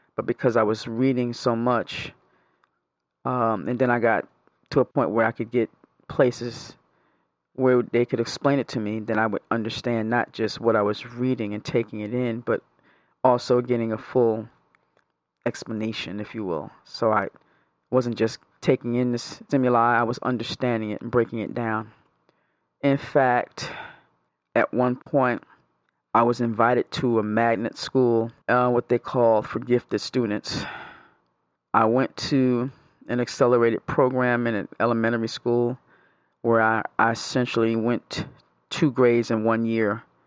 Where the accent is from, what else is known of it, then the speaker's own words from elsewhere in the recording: New York, United States; moved away; I'm originally from New York.